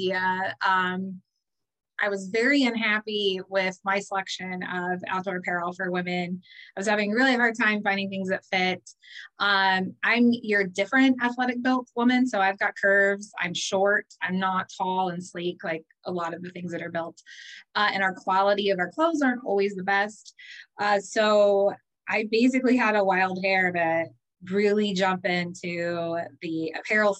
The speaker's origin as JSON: {"language": "English", "town": "Phelan", "region": "California", "country": "United States", "tie": "born or raised there", "said": "I grew up in Phelan, California, very small desert town, about a couple hours northeast of Los Angeles"}